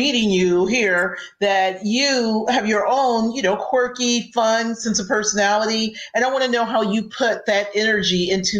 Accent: Chicago, Illinois, United States; it's my kind of town because this is my hometown.

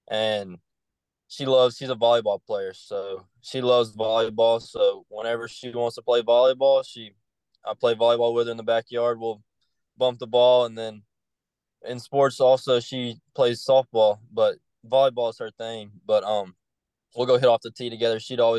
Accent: Jackson, Tennessee, United States; I'm from Jackson, Tennessee. It's it's not just a small town, but it's not real big.

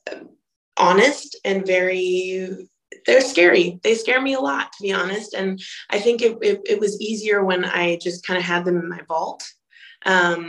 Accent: Boise, Idaho, United States; moved away; I'm from Boise, Idaho.

